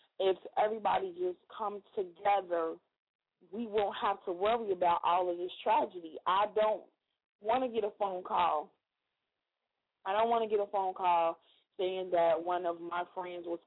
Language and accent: English; Chicago, Illinois, United States; now in Georgia, United States; When I get the opportunity to post jobs in Chicago, anywhere for that matter, but definitely in my hometown, I always do so